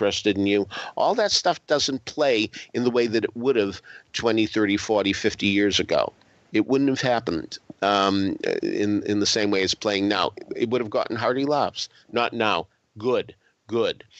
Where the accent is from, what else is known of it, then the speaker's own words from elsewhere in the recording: Boston, Massachusetts, United States; moved away; I come from the Boston area where Legal Seafood started